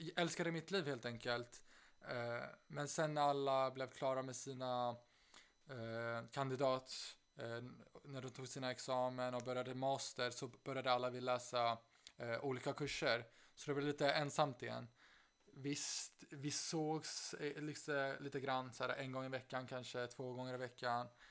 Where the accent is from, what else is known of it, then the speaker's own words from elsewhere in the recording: Stockholm, Stockholm County, Sweden; moved away as an adult; also born or lived in Uppsala; now in Aix-en-Provence, France; jag flydde från, först från Stockholm när jag var 18